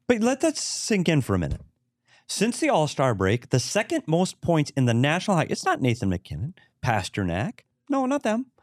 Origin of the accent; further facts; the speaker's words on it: Bemidji, Minnesota, United States; my hometown, Bemidji State Beavers